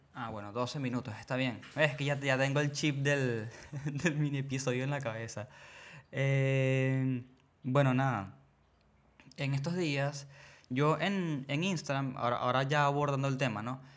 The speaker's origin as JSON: {"language": "Spanish", "country": "Venezuela", "said": "obviamente soy de Venezuela"}